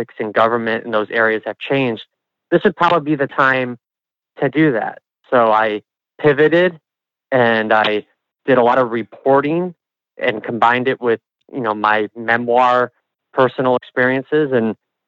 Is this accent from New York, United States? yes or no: no; Nebraska, United States; people would, hear that I'm from Nebraska.